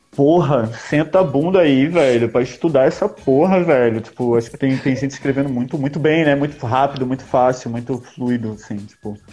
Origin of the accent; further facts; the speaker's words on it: Recife, Pernambuco, Brazil; also born or lived in Sweden; eu fui criado em Recife, mas eu nasci na Suécia